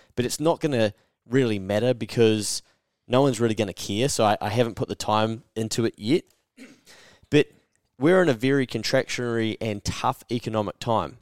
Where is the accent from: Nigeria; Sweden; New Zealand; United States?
New Zealand; I'm from New Zealand